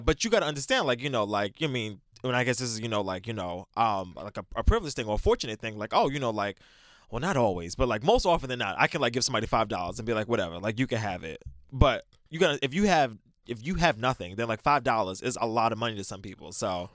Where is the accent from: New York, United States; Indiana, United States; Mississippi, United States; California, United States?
New York, United States; New York City; I'm from New York